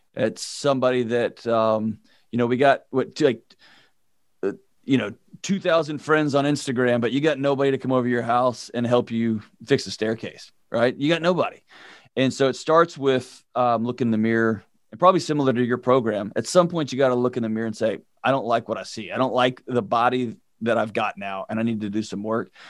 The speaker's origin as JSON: {"language": "English", "town": "Houston", "region": "Texas", "country": "United States", "tie": "born or raised there", "said": "I grew up in Houston"}